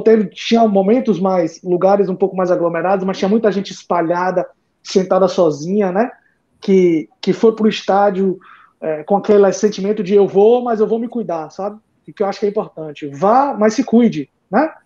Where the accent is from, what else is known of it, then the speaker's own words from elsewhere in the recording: Northeast Brazil, Brazil; nós como nordestinos